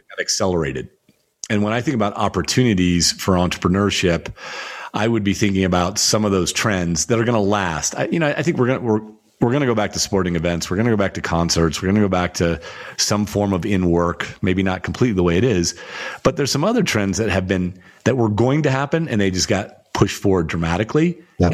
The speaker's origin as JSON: {"language": "English", "country": "United States", "tie": "born or raised there", "said": "I'm still a tall white guy growing up in the United States."}